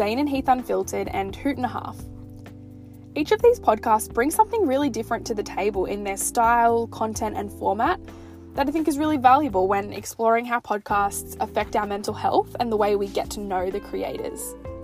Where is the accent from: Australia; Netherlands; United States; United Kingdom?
Australia; Because I'm Australian